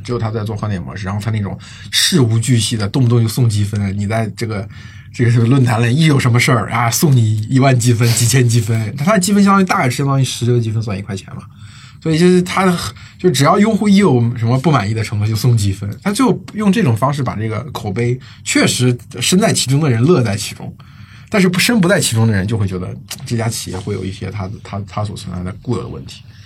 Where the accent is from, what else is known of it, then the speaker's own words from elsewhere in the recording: China; 我们中国人